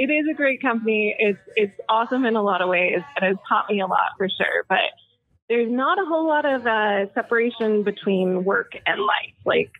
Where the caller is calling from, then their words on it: Coeur d'Alene, Idaho, United States; also born or lived in Anchorage; So I'm in Coeur d'Alene, Idaho. I actually just moved down from Anchorage, Alaska.